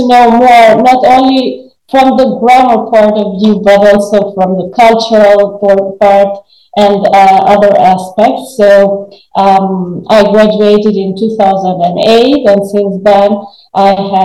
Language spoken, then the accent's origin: English; Albania; born or raised there; English is a second language